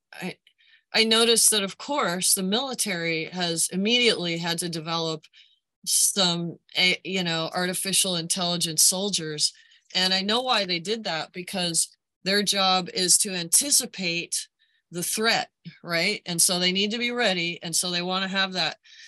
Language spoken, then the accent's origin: English; United States; I as an American